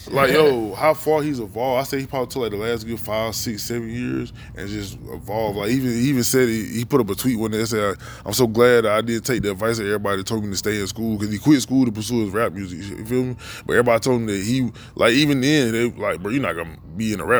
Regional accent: Washington, North Carolina, United States; now in Durham, United States; Dominique Wilkins, yeah, he's from my hometown. Shout out Washington, North Carolina.

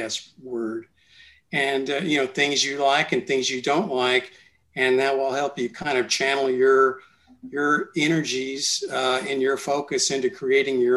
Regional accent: San Antonio, Texas, United States; I was from San Antonio

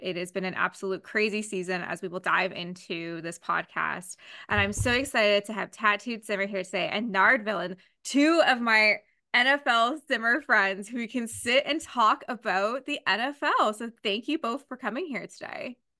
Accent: Canada; as a Canadian

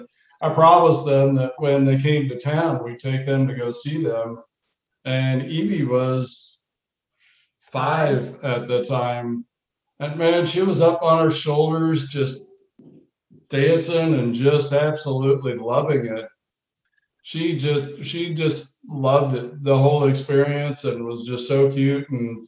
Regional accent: Dallas, Texas, United States; born or raised there; also born or lived in New Jersey

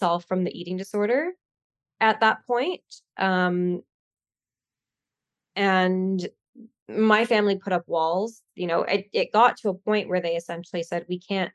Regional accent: Canada; I'm from Canada

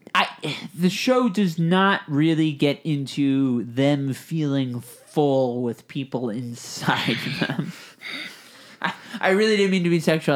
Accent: East Coast, United States; I'm from the East Coast.

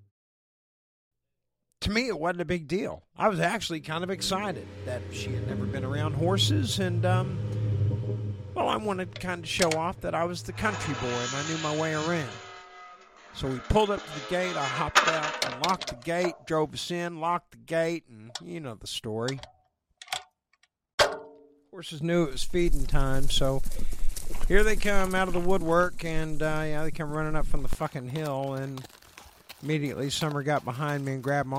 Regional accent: Oshelade, Oklahoma, United States; moved away as an adult; now in Los Angeles, United States; my hometown, Oshelade, Oklahoma

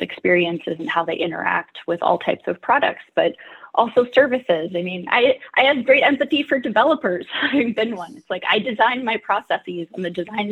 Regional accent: Nevada City, California, United States; moved away as an adult; also born or lived in Boston / San Francisco; now in Seattle, United States; tried moving to my hometown of Nevada City, California for a year

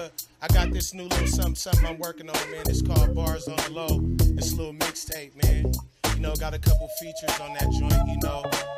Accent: California, United States; now in Seattle, United States; I'm from Cali

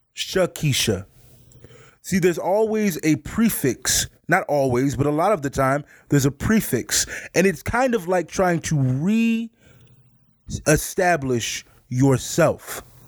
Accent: Midwest, United States; I grew up in the Midwest

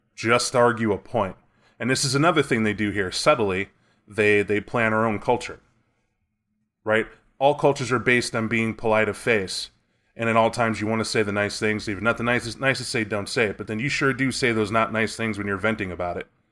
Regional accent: United States; I'm American

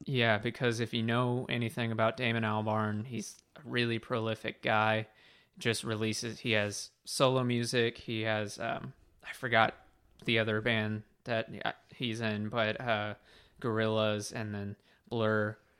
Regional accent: United States; I'm American

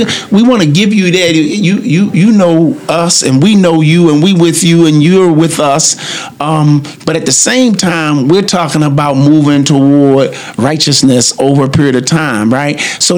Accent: Baltimore, Maryland, United States; One of the things that we have in growing up in Baltimore is that big brother, that feeling that we get by having that big brother.

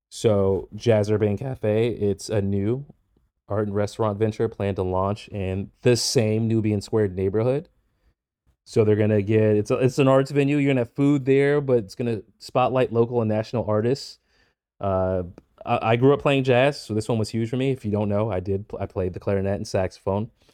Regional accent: Boston, Massachusetts, United States; I grew up in Boston, but I rarely ever left the city

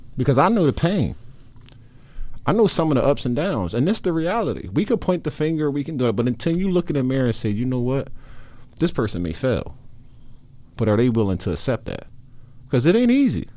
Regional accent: Philadelphia, Pennsylvania, United States; I grew up in South Philadelphia

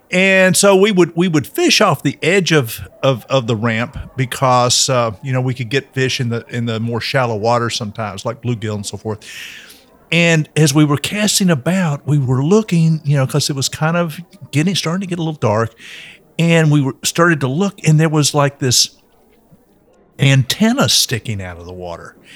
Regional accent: Nashville, Tennessee, United States; just growing up in East Nashville.

